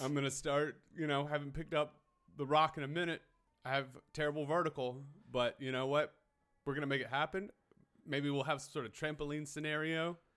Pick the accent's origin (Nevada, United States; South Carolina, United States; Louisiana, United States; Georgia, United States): South Carolina, United States; Hartsville; moved away; I grew up in Hartsville, South Carolina, but I just went back for the holidays